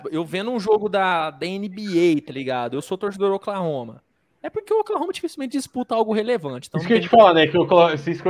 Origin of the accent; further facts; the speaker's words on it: Brazil; É porque nós somos brasileiros, né?